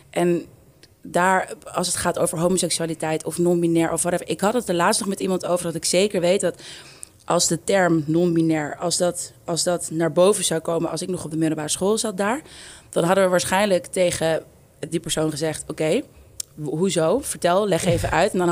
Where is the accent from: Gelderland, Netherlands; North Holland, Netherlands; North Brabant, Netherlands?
North Holland, Netherlands; Amsterdam; hoe meer ik het waardeer waar ik vandaan kom. Ehm, en voor mij heeft Amsterdam Zuidoost super veel voor me betekent. Ik denk dat het echt gemaakt heeft wie ik ben.